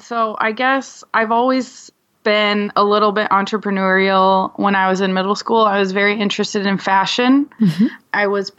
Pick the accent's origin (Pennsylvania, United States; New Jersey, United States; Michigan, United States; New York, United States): Michigan, United States; also born or lived in California; now in Michigan City, United States; And I grew up most of my life in Michigan, but my family, we kind of moved around a lot.